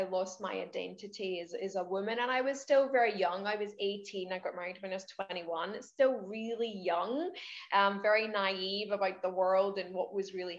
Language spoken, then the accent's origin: English; Scotland, United Kingdom; moved away as an adult; now in Queensland, Australia; I'm Scottish, but I live in Queensland, Australia. I've been here for 8 years, originally from Scotland.